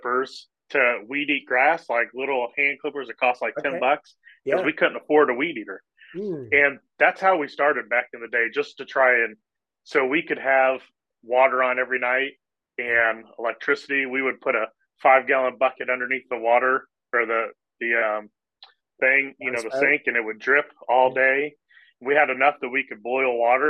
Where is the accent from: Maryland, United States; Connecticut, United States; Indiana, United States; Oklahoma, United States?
Indiana, United States; Indianapolis; I grew up here in Indianapolis, Indiana